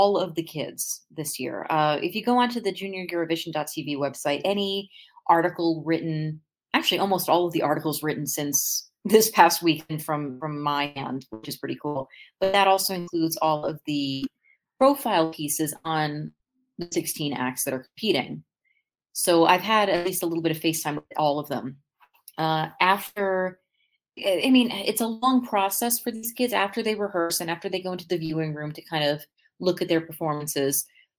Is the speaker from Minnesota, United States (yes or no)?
yes; Minneapolis, Minnesota, United States; I'm from Minneapolis